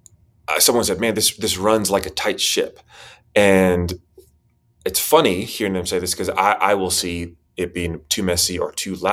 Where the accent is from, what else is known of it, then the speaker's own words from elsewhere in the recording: Spain; also born or lived in Costa Rica / Chile; I was born in Costa Rica, and their father was a diplomat or a doctor or a missionary. So a lot of language training schools there. That's where I was born. Moved to Chile. But I was raised mostly in Spain.